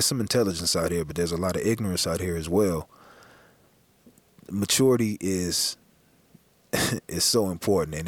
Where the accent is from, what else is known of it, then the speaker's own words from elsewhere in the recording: Los Angeles, California, United States; growing up in South Central